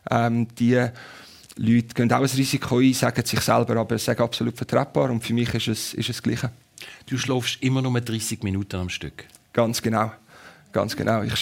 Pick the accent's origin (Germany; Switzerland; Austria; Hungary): Switzerland; als Schweizer, der am Zürichsee aufgewachsen ist. Ich habe auf dem Zürichsee vor Rapperswil meine ersten Runden von einem Segelschiff gedreht, als ich fünf, fünfjährig war.